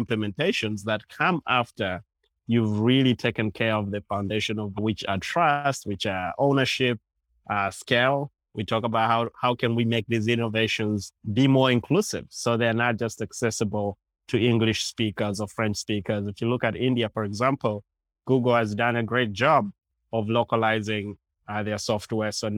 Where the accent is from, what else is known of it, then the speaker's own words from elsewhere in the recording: Uganda; now in New York City, United States; I guess I'm talking right now from New York City. I'm originally from Uganda.